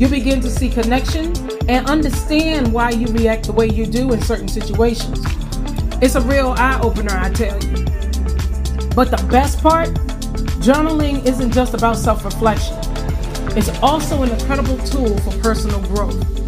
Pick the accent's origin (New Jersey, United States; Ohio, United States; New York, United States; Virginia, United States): Virginia, United States; Farmville; moved away; Today I am at my hometown of Farmville, Virginia, taking care of my mom for the next three weeks